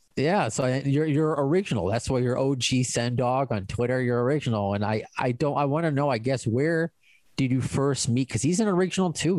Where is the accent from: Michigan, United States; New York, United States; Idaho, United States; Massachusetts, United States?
New York, United States; I'm also Jewish from New York